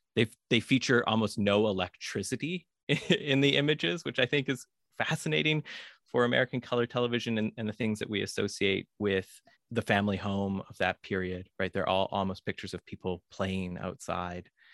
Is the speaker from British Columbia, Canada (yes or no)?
yes; Vancouver, British Columbia, Canada; I grew up in Vancouver, Canada